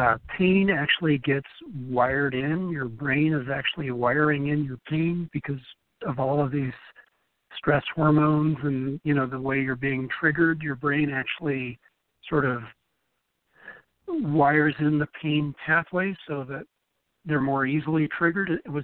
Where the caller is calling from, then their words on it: Seattle, Washington, United States; Seattle, Washington.